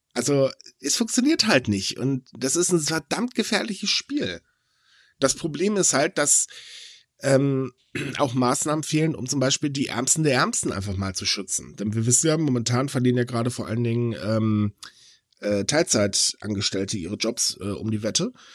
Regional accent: Hitzacker, Lower Saxony, Germany; moved away; aus Hitzacker, also sprich meine Heimat

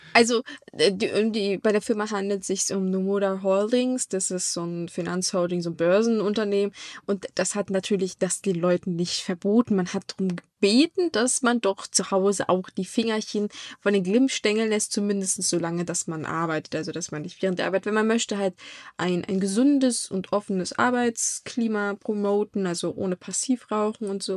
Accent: Germany; bei uns in Deutschland

